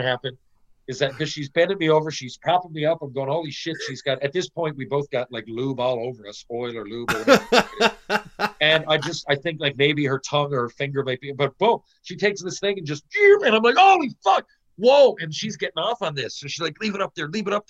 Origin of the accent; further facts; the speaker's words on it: Newfoundland and Labrador, Canada; moved away; growing up in Newfoundland